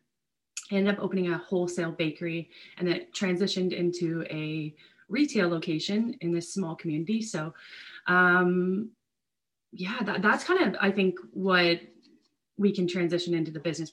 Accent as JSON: {"language": "English", "region": "rural Ontario", "country": "Canada", "tie": "born or raised there", "said": "I grew up in very rural Ontario with my three sisters"}